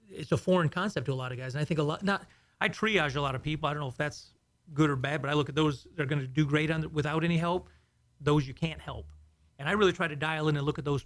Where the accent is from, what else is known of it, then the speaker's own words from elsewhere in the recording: Houston, Texas, United States; also born or lived in south of Chicago, Illinois; originally I was born in just south of Chicago, and then we moved to Houston in the 70s.